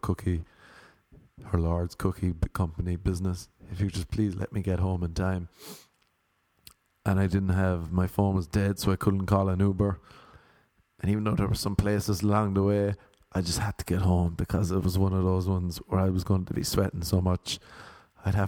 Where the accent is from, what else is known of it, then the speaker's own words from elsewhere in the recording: Ireland; now in United States; I'm from Ireland